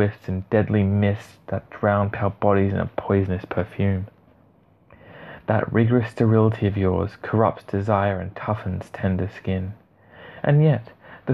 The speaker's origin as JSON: {"language": "English", "country": "Australia", "said": "I am an Aussie"}